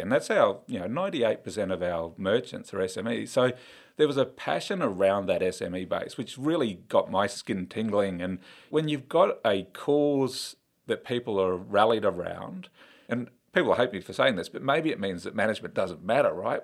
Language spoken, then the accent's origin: English; Queensland, Australia; I'm a Queenslander through and through